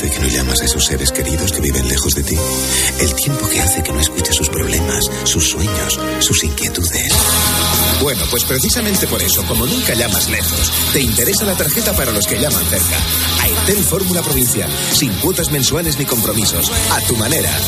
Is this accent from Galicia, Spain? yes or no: no; Móstoles, Community of Madrid, Spain; now in Arganda, Spain; Yo soy de Móstoles, pero...